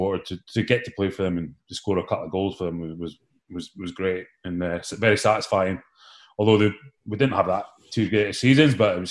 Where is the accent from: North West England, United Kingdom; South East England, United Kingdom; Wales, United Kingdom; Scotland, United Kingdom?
Scotland, United Kingdom; Aberdeen; moved away as an adult; now in Australia; I grew up in Aberdeen, that's the team that I support